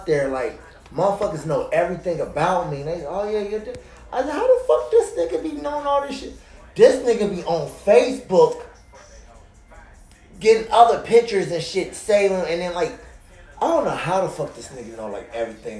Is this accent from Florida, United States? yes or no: no; Des Moines, Iowa, United States; moved away; also born or lived in St. Louis; I'm originally from Iowa.